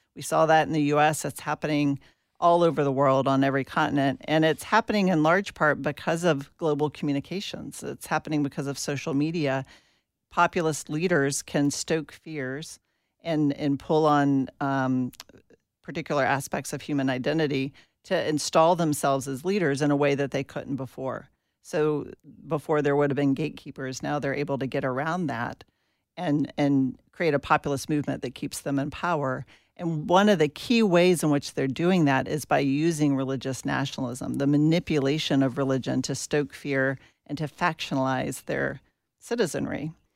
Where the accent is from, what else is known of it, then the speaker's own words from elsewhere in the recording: Atlanta, Georgia, United States; I grew up in Atlanta, Georgia